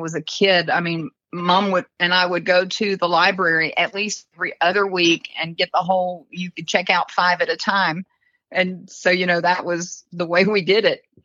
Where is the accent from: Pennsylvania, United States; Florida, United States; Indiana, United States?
Florida, United States; Kissimmee; I grew up in Kissimmee. Well, my middle school and high school years were in Kissimmee, Florida.